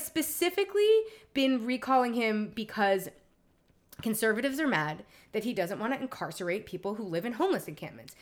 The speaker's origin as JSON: {"language": "English", "town": "New York City", "region": "New York", "country": "United States", "moved": "yes", "lives_now": "Los Angeles, United States", "said": "I am literally from Lower Manhattan."}